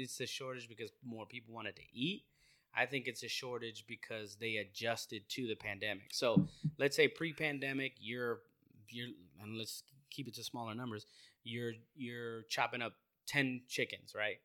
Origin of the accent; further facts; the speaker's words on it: Maryland, United States; I'm from Maryland